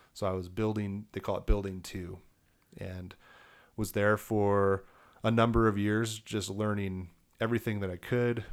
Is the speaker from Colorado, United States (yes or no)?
yes; Elizabeth, Colorado, United States; also born or lived in Milwaukee, Wisconsin; Grew up in Elizabeth